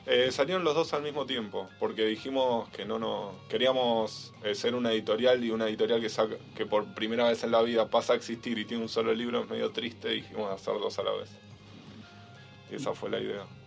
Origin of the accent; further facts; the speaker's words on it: Bahía Blanca, Buenos Aires Province, Argentina; moved away as an adult; now in Buenos Aires, Argentina; somos los dos de Bahía Blanca